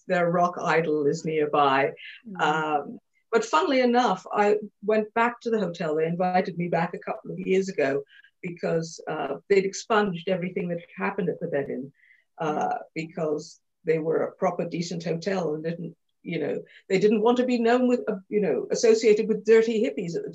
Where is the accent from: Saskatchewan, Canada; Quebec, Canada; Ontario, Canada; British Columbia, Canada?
Quebec, Canada; Montreal; moved away; when I was 16, I grew up in Montreal in Canada